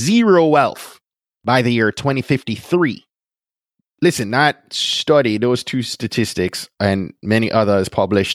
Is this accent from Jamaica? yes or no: yes; Jamaica; now in Clarksburg, United States; Grew up in Jamaica, but had family from Nigeria and family from Ireland